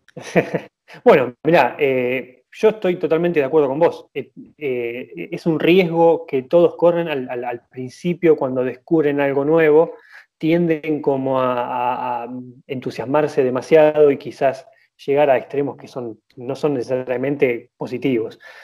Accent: Argentina; nosotros como argentinos

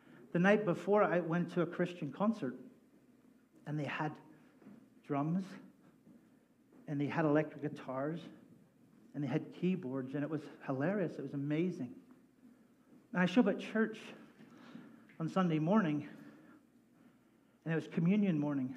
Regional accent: Northern Ireland, United Kingdom; now in United States; I grew up in Northern Ireland, which is the best place in the world

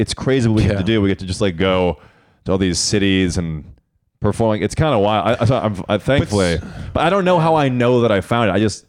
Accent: Chicago, Illinois, United States; I grew up in Chicago.

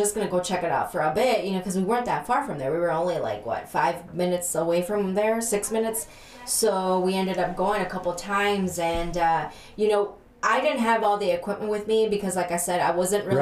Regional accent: Texas, United States; now in Michigan, United States; I was born here in Michigan, but I was raised in Texas

